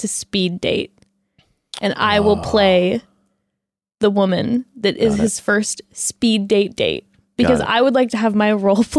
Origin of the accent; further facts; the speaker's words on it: Texas, United States; I am from Texas.